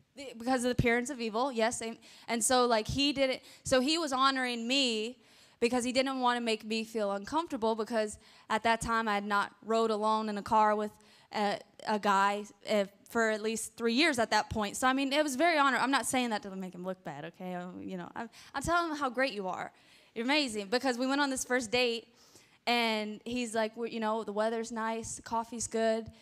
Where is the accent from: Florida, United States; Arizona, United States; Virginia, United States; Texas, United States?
Florida, United States; Pensacola; I was born in Pensacola, Florida. So Escambia County, Santa Rosa County in that area.